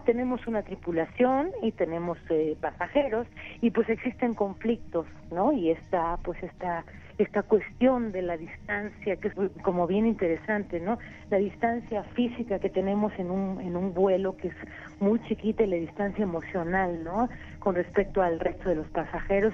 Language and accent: Spanish; Mexico; lo que somos como mexicanos contemporáneos, como mexicanas